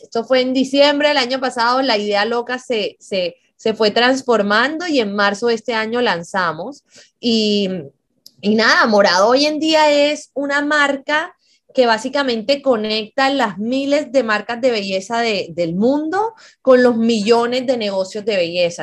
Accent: Colombia; siendo incluso colombiana

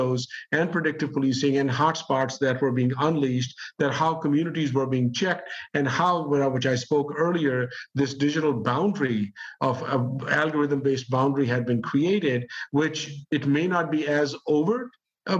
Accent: Pakistan; now in United States; I grew up in Pakistan. I'm an immigrant myself. And I've been living in the U.S. since the late 1970s.

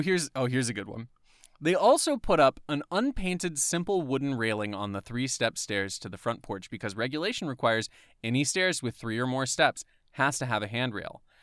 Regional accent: Atlanta, Georgia, United States; where I'm from is from the Atlanta area.

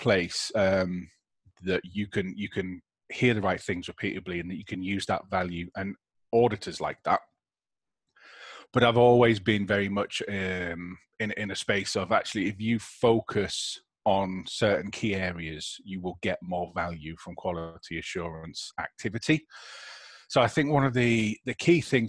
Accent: United Kingdom; as the British public

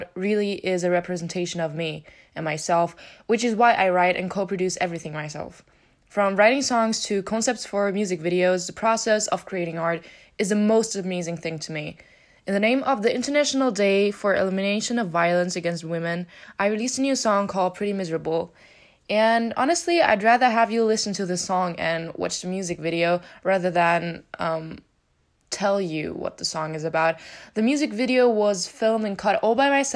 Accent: St. Pölten, Lower Austria, Austria; I'm from Austria. To be more specific, I'm from St. Pölten

